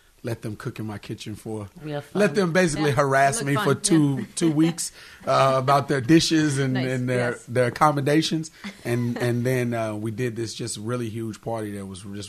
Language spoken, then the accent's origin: English; St. Louis, Missouri, United States; also born or lived in Baltimore, United States / Orlando, United States; No, I'm from St. Louis originally.